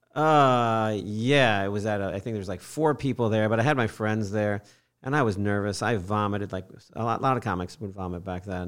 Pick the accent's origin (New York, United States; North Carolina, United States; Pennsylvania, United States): New York, United States; Fishkill; moved away as an adult; also born or lived in St. Petersburg, Florida / San Francisco Bay Area, California; now in Florida, United States; I grew up in Fishkill, New York, Hudson oh, Valley.